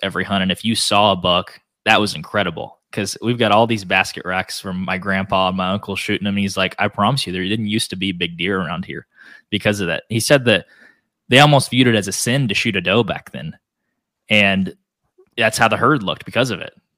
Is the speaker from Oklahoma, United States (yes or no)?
yes; Northeast Oklahoma, United States; I grew up in Northeast Oklahoma